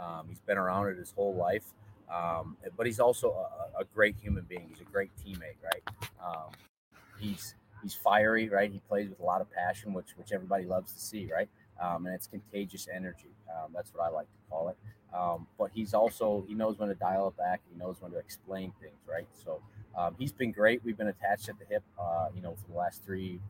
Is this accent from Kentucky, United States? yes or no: no; Orchard Park, New York, United States; moved away as an adult; also born or lived in Texas; I'm from Orchard Park, New York, a little suburb outside of Buffalo